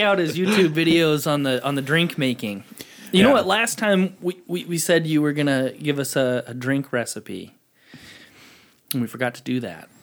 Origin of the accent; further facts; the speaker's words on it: Asotin, Washington, United States; I grew up in Asotin going to Checkers